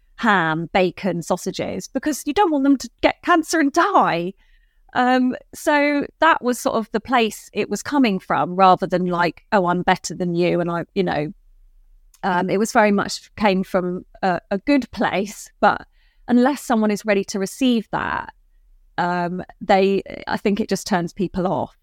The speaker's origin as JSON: {"language": "English", "area": "Dorset", "region": "South West England", "country": "United Kingdom", "tie": "born or raised there", "also_born_or_lived": "Bristol", "said": "I grew up in Dorset and then, um, lived in Bristol for about sixteen years of after uni."}